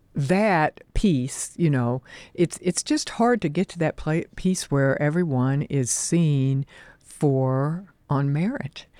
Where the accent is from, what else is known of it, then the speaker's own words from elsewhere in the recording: Oklahoma, United States; moved away; also born or lived in New Jersey; I grew up in the Oklahoma oil fields